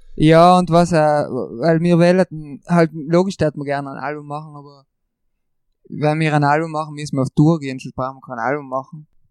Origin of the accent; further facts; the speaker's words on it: Brixen, Trentino-Alto Adige, Italy; bei uns in Brixen